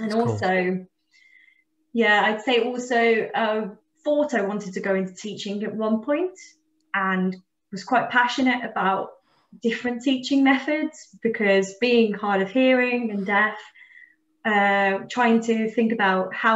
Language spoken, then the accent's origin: English; Wolverhampton or Birmingham, West Midlands, United Kingdom; moved away as an adult; also born or lived in Manchester; now in Chester, United Kingdom; I was originally from Wolverhampton or Birmingham way. So it's kind of a very similar vibe to where I grew up.